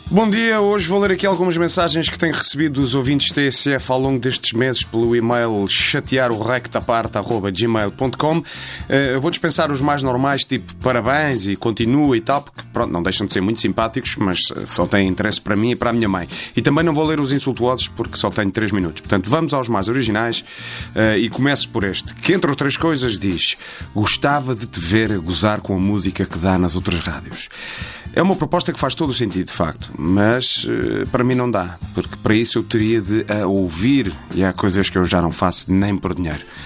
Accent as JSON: {"language": "Portuguese", "town": "Vila Nova de Gaia", "region": "Norte", "country": "Portugal", "said": "eu não sou do Porto, eu sou de Gaia"}